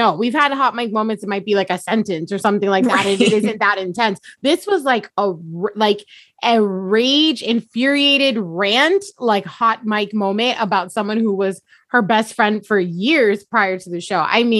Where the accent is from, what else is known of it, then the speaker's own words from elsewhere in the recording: Long Beach, California, United States; I'm from Long Beach.